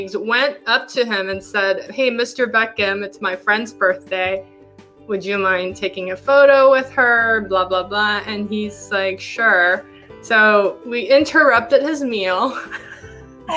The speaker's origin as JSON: {"language": "English", "country": "Hong Kong", "tie": "born or raised there", "also_born_or_lived": "Philippines", "moved": "yes", "lives_now": "United States", "said": "I was born in Hong Kong, born and raised, moved to the Philippines, and then I moved here to go to school, to go to college."}